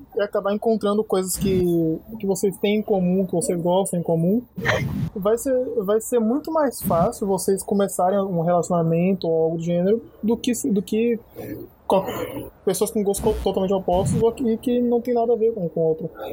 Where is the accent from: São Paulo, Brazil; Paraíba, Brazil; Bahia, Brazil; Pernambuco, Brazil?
Bahia, Brazil; eu sou baiano